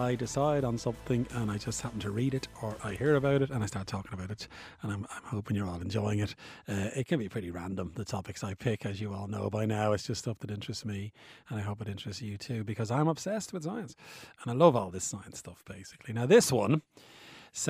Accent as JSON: {"language": "English", "town": "Bray", "region": "Leinster", "country": "Ireland", "moved": "yes", "said": "I'm from Bray, County Wicklow, and I went back there a couple of weeks ago"}